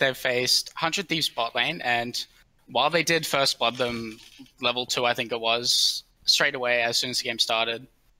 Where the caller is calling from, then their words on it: Brisbane, Queensland, Australia; Brisbane, Australia.